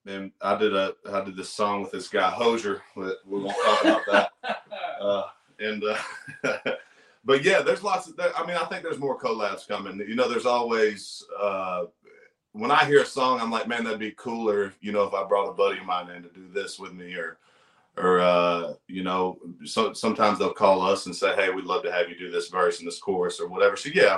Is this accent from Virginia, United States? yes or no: yes; Virginia, United States; I'm not good at math, man. I'm from Virginia.